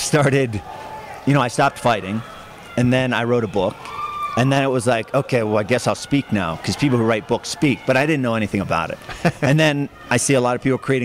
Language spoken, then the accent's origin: English; Hollidaysburg, Pennsylvania, United States; from Hollidaysburg